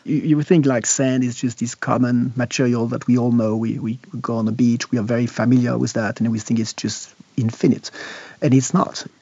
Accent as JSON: {"language": "English", "country": "Switzerland", "said": "I'm from Switzerland."}